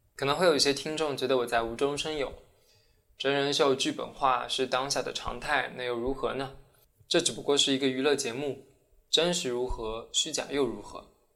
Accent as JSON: {"language": "Chinese", "country": "China", "moved": "yes", "lives_now": "Sweden", "said": "我其实作为一个中国人"}